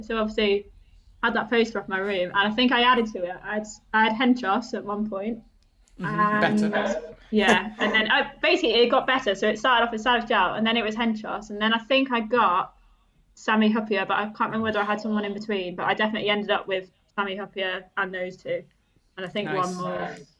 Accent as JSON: {"language": "English", "country": "Germany", "tie": "born or raised there", "said": "so I grew up in Germany because my dad was in the RAF."}